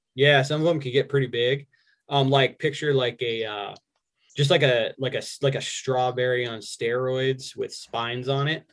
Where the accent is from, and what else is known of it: Arizona, United States; born or raised there; also born or lived in Albuquerque, New Mexico / New York